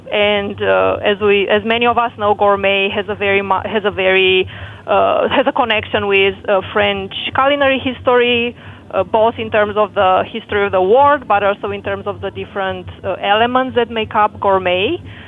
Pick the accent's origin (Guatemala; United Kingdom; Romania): Romania; now in Toronto, Canada; So I'm originally from Romania, and I've experienced Romania in the transition from communism to whatever political system you have in there right now.